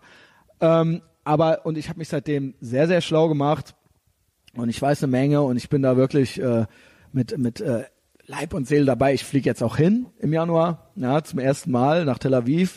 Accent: Germany; wir als Deutsche

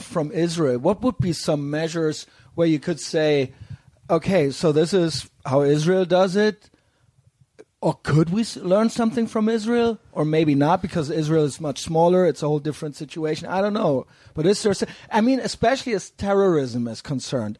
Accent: Cologne, North Rhine-Westphalia, Germany; I'm from Cologne

